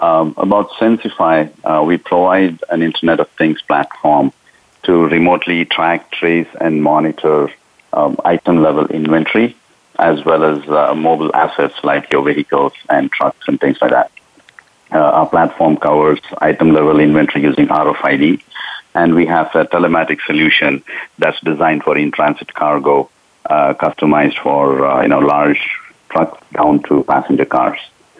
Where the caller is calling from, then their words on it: Orange County, California, United States; Okay, I'm calling from Orange County, California.